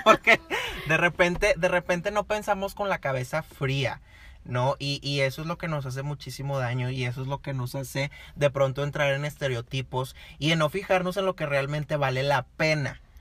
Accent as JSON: {"language": "Spanish", "town": "Monterrey", "region": "Nuevo León", "country": "Mexico", "said": "nosotros somos de Monterrey, Nuevo León"}